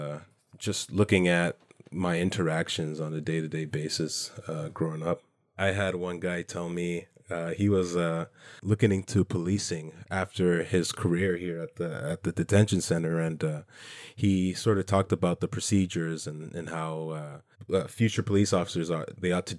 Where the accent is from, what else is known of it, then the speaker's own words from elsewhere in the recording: Canada; comments of where I'm from, not being Canadian enough